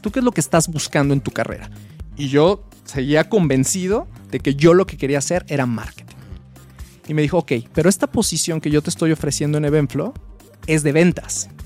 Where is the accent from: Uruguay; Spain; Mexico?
Mexico; Guadalajara, Jalisco; yo soy de Guadalajara. Yo estudié en la Universidad de Guadalajara